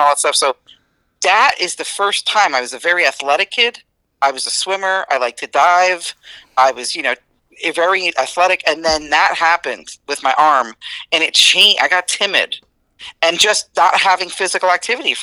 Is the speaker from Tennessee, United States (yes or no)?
no; East Newark, New Jersey, United States; I grew up in East Newark, New Jersey, and it was eat or be eaten.